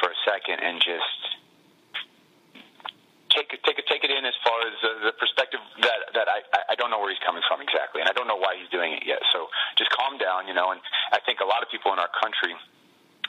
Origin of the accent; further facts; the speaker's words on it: Bay Area, California, United States; we grew up in the Bay Area